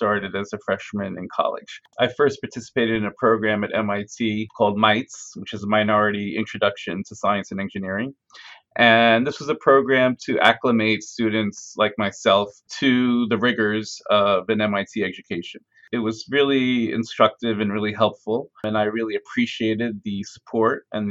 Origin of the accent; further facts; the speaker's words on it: Farmingdale, New York, United States; also born or lived in Brooklyn, New York; I grew up in a town called Farmingdale on Long Island